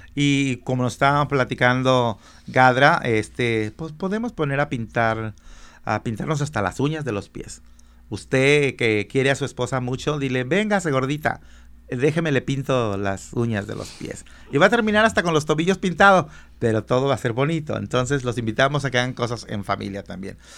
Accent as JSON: {"language": "Spanish", "country": "Mexico", "moved": "yes"}